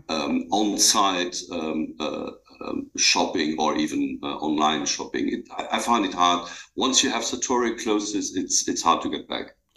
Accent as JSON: {"language": "English", "country": "Luxembourg", "tie": "born or raised there", "said": "I grew up in Luxembourg. It's a small country, and I grew up on the countryside."}